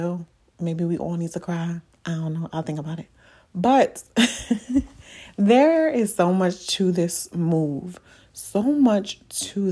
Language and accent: English; New York City, New York, United States; moved away as an adult; I'm from the Bronx. Like, the Bronx is me, okay? Like, I've been in the Bronx all of my life